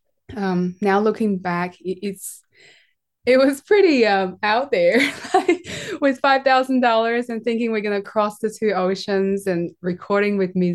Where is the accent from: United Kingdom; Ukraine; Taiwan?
Taiwan; I'm from Taiwan.